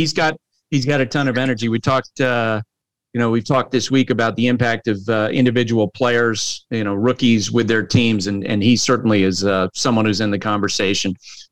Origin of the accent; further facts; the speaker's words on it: Vermont, United States; moved away; also born or lived in New Hampshire / Tennessee; I grew up in Vermont, baked in New Hampshire and in Tennessee